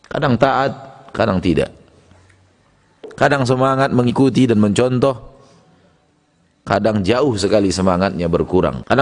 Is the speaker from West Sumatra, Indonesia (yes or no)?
yes; West Sumatra, Indonesia; Ada dalam istilah kita orang Minang sekare ula sekare balui.